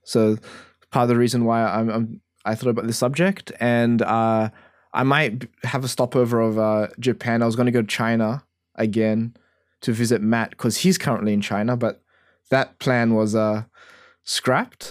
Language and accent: English; Australia; as an Australian